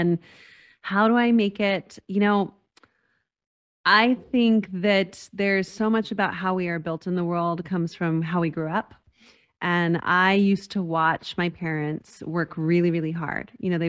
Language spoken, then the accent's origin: English; Las Cruces, New Mexico, United States; I grew up in Las Cruces, New Mexico, which is a very small town, a border town near El Paso, Texas.